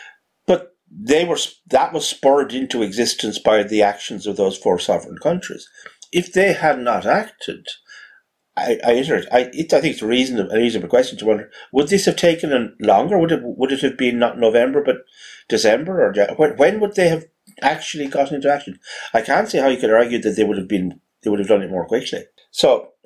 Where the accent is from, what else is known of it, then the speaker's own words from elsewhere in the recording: Ireland; as an Irishman